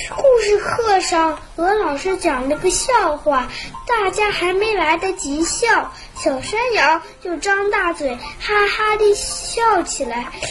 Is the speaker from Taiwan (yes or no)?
no; Shanghai, China; 我是来自上海的乘客